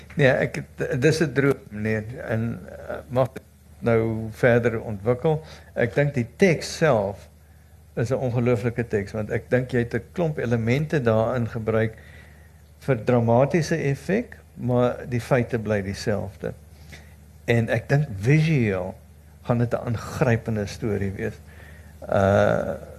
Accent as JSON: {"language": "Afrikaans", "country": "South Africa", "said": "ons as Suid-Afrikaners"}